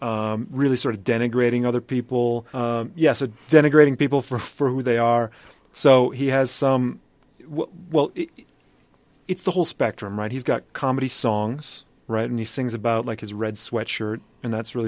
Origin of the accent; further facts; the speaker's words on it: Wisconsin, United States; I'm originally from Wisconsin